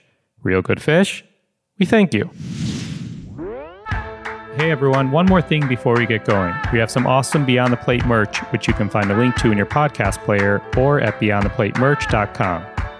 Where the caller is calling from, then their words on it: Chicago, Illinois, United States; I'm in Chicago.